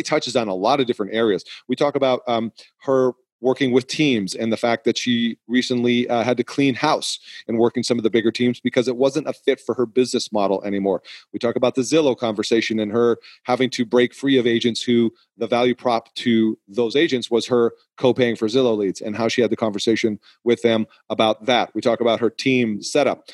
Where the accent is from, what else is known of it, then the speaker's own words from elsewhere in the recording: New England, United States; I am from New England